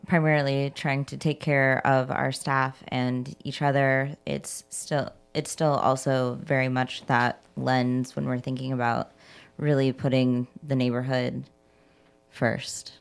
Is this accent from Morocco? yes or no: no; Indiana, United States; now in Chicago, United States; I'm originally from Indiana, and I've been here in Chicago since, uh, two thousand seven